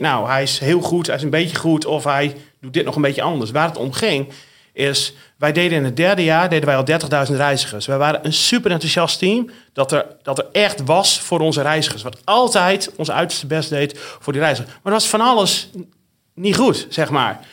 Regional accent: the north of the Netherlands, Netherlands; accent: northern Dutch; En zoals je aan mijn accent kunt horen, en die verbloem ik ook niet meer, kom ik uit het noorden van, van Nederland

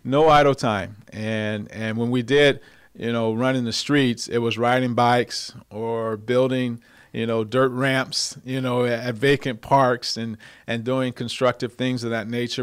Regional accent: Cerritos, California, United States; I grew up in Southern California here in Cerritos area

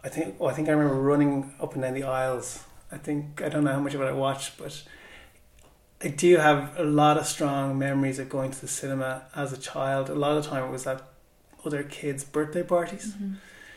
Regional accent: Dublin, Leinster, Ireland; Home was Shankill when I was growing up

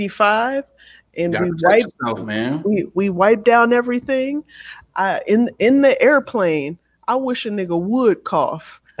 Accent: United States; I feel like I need to bring out my birth certificate. Like, my nigga, I am from

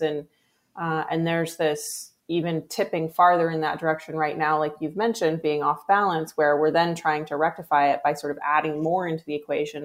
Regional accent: Pacific Northwest, United States; I grew up in the Pacific Northwest, uh, on a farm primarily

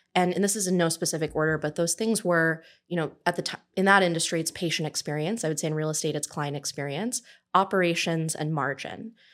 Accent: Southern California, United States; I'm originally from Southern California

